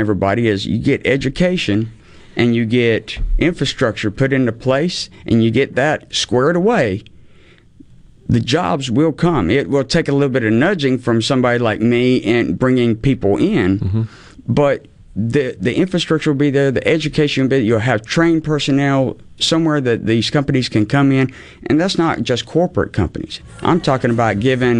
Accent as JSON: {"language": "English", "region": "North Carolina", "country": "United States", "tie": "born or raised there", "also_born_or_lived": "Norfolk, Virginia", "moved": "as an adult", "lives_now": "Mississippi, United States", "said": "I actually grew up in North Carolina, a little small town"}